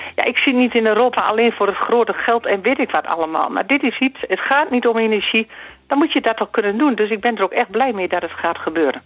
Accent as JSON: {"language": "Dutch", "region": "Zeeland", "country": "Netherlands", "said": "bij ons in Zeeland"}